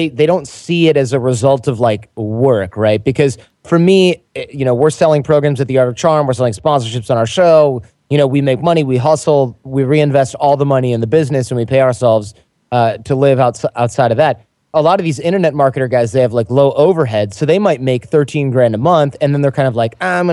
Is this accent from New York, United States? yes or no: no; Michigan, United States; moved away; We're both from Michigan